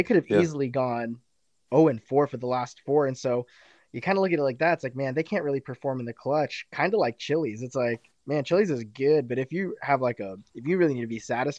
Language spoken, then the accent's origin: English; United States; also born or lived in Arizona; So I'm not from the Midwest. I know Culver's is much larger out there. I'm from California and Arizona